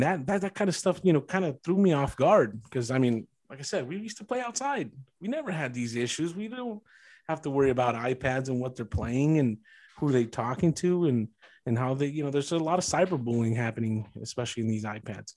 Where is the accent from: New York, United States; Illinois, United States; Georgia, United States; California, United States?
California, United States; East Side; growing up in the East Side